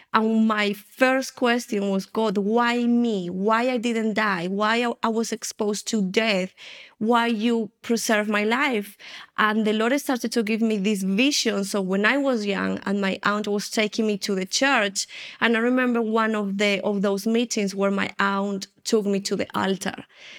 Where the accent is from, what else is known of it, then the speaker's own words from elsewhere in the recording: Colombia; born there; I was born here in Colombia, and my family, my grandmother, my mom, my great-grandmother, as far as we know, all of us, we were involved in the occultism.